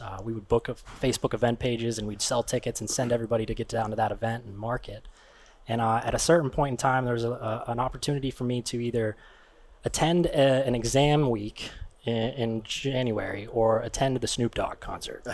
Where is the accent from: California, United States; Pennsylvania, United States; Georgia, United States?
Pennsylvania, United States; Crafton; I'm from right here in Pittsburgh, Pennsylvania. I grew up in Crafton.